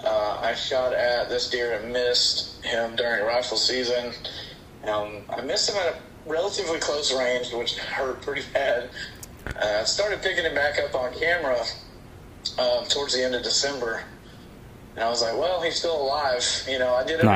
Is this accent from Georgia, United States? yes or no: yes; Georgia, United States; I'm from Georgia. I'm down here in the South.